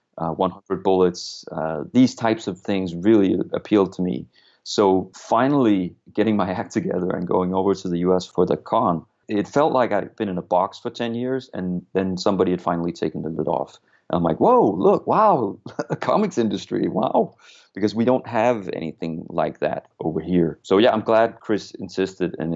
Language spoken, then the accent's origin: English; Copenhagen, Capital Region of Denmark, Denmark; English is a second language; I'm from Copenhagen, Denmark